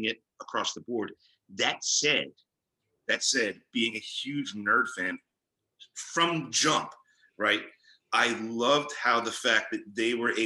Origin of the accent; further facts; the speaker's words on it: Philadelphia, Pennsylvania, United States; I'm a Philadelphian, I'm a native Philadelphian